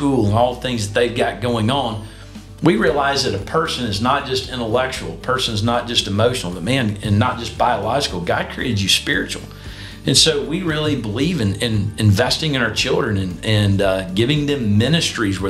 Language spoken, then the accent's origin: English; Ringgold, Georgia, United States; moved away as an adult; also born or lived in Birmingham, Alabama; I grew up in Ringgold, which is one of the communities in Northwest Georgia.